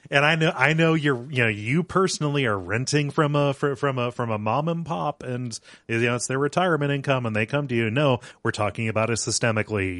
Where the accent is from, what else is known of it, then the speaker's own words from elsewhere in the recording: small town Ohio, United States; I grew up around here. I'm not currently living in the town where I grew up. I'm one town over